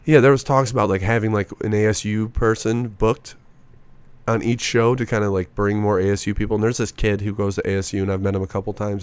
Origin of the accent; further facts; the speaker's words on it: Racine, Wisconsin, United States; moved away as an adult; now in Phoenix, United States; born in a city called Racine, Wisconsin.